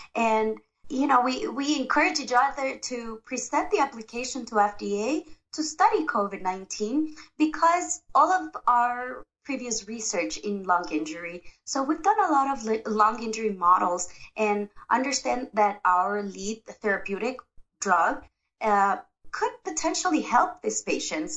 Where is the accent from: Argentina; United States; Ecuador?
Ecuador; I am from Ecuador, South America